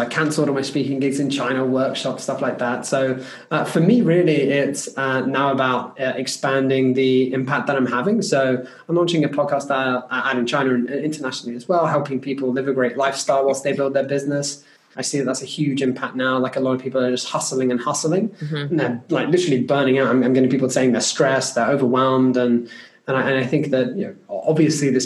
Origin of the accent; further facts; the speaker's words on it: United Kingdom; As a British person